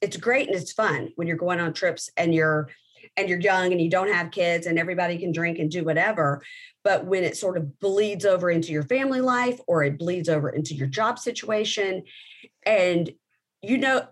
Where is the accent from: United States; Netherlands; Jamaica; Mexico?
United States; Mississippi; where I'm from is real close to New Orleans